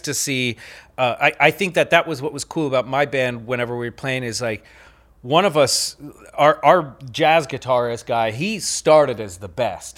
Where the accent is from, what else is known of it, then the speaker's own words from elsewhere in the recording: Pennsylvania, United States; I grew up in Pennsylvania